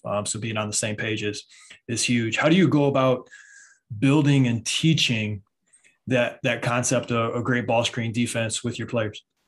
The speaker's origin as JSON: {"language": "English", "region": "Michigan", "country": "United States", "said": "I'm from Michigan"}